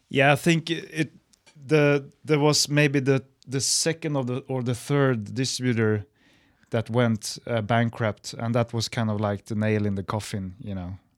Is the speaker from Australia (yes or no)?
no; Stockholm, Stockholm County, Sweden; my hometown, Stockholm.